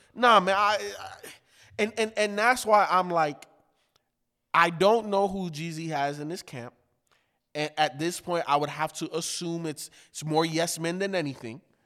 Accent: Chicago, Illinois, United States; I was growing up in the hood, by Humble Park in Chicago

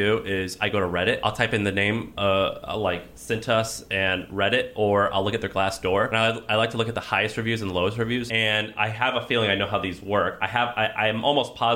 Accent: Midwest, United States; accent: Midwestern; that's my Midwestern accent

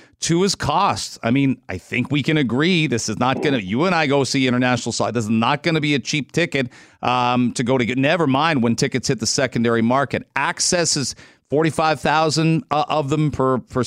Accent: England, United Kingdom; moved away; I'm from England originally.

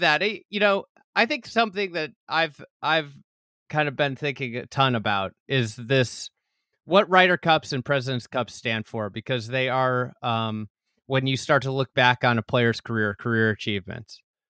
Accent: Chicago area, Illinois, United States; I'm not from Sugar Grove, Illinois.

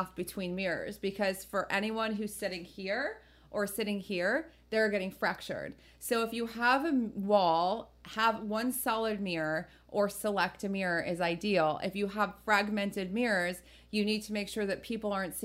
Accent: New Jersey, United States; I'm from Jersey, so I grew up with like everyone having plastic on their couches

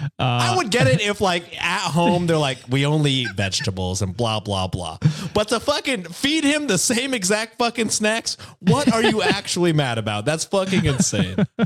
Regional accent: Texas, United States; Born and raised in Texas, baby.

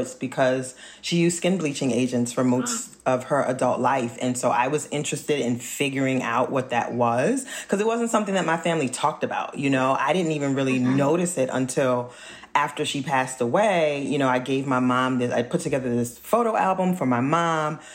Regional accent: New Orleans, Louisiana, United States; now in Philadelphia, United States; I grew up in New Orleans, which is one of the Blackest cities in this country

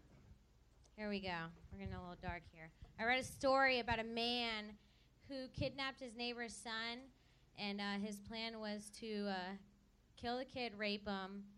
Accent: Florida, United States; I'm from Florida. It's kind of our thing there

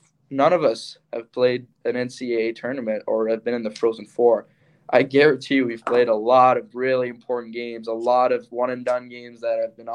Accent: Montreal, Quebec, Canada; now in Michigan, United States; I'm from Montreal

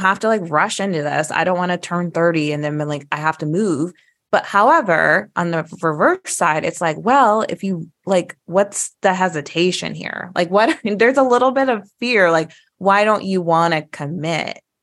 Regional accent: Midwest, United States; we're from the Midwest, as you guys know, Kansas City, Saint Louis

